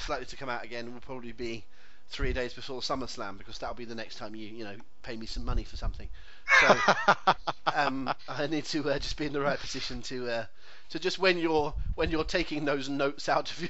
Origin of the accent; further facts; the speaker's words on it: Devon, South West England, United Kingdom; I'm a Devonian